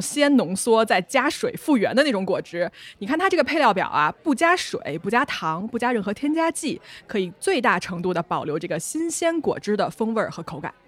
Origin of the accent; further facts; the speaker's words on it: Hunan, China; 我湖南人